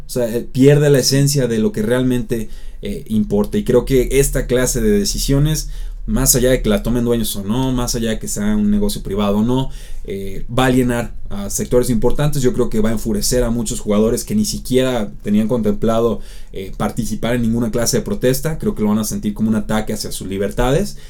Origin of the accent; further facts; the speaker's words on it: Mexico; podemos verlo nosotros como mexicanos